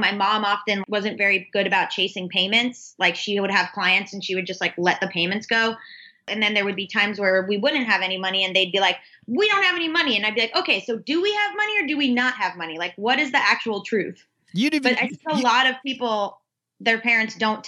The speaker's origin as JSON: {"language": "English", "region": "South Florida", "country": "United States", "tie": "born or raised there", "also_born_or_lived": "Georgia", "said": "I grew up in South Florida. But I was like split time a lot between Florida and Georgia"}